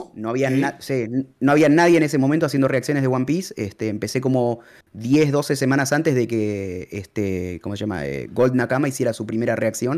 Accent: Argentina; moved away as an adult; also born or lived in Peru; Soy de Argentina y me fui a vivir a Perú

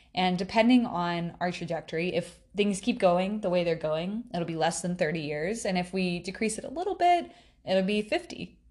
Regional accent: South Carolina, United States; I was born and raised in South Carolina

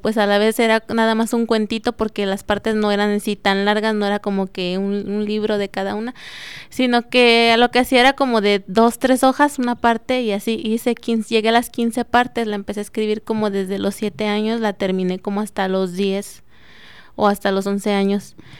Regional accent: Juventino Rosas, Guanajuato, Mexico; soy originaria de Juventino Rosas

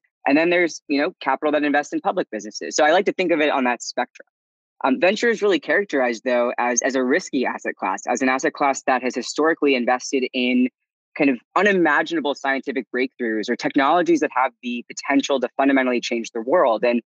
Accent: D.C., District of Columbia, United States; I grew up outside of Washington, D.C.

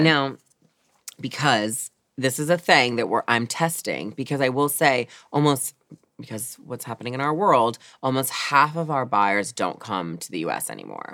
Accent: Baltimore, Maryland, United States; Growing up in Baltimore City, we're like kind of the opposite where I was more the minority

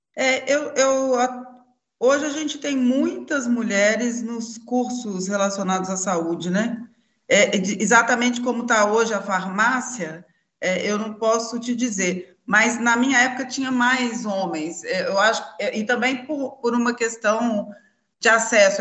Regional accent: Belo Horizonte, Minas Gerais, Brazil; E eu sou aqui de Belo Horizonte, Minas Gerais

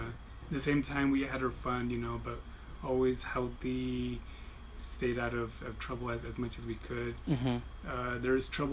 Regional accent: Wilmington, California, United States; also born or lived in Harbor City; If there was a hospital in Wilmington, I would have been born. But we were born in Harbor City.

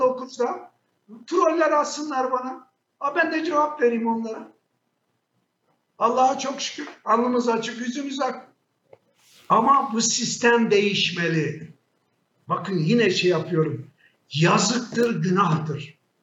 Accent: Şanlıurfa, Turkey; Ben bir Urfalı olarak

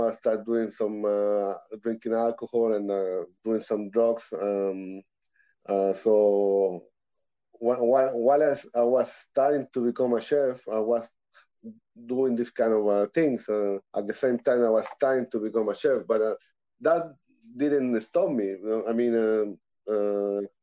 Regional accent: Santiago, Santiago Metropolitan Region, Chile; moved away as an adult; now in Canada; I'm from born and raised in Santiago, Chile, South America. I'm now living in Canada

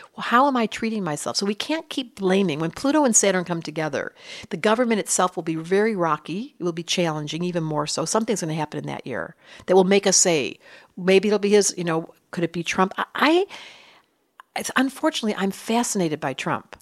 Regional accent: Detroit, Michigan, United States; I grew up in Detroit

